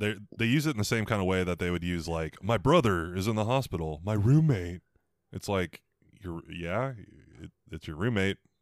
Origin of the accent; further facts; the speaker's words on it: Missouri, United States; I'm from Missouri.